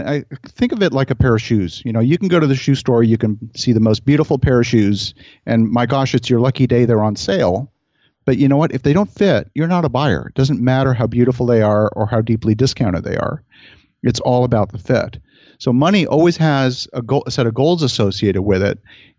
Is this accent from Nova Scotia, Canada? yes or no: yes; Halifax, Nova Scotia, Canada; I grew up actually mostly in Halifax, Nova Scotia.